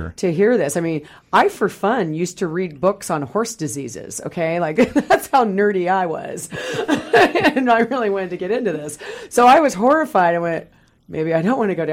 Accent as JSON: {"language": "English", "region": "Kansas", "country": "United States", "tie": "born or raised there", "moved": "yes", "lives_now": "Puget Sound region, United States", "said": "I grew up in the Midwest in Kansas, and my mom knew I wanted to be a vet, so she had me go to our local vet in the small rural town I grew up"}